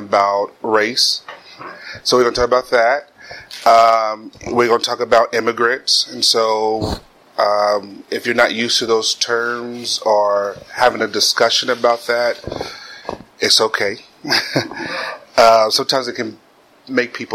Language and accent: English; Kansas City, Missouri, United States; moved away as an adult; also born or lived in the South (family); now in Cincinnati, United States; I'm originally from Kansas City, Missouri.